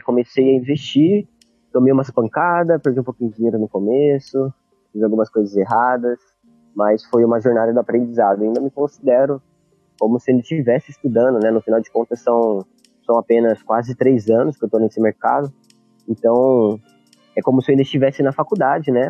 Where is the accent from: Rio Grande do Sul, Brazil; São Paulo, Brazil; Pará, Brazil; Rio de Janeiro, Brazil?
São Paulo, Brazil; Campinas; moved away as an adult; eu sou de de Campinas, São Paulo.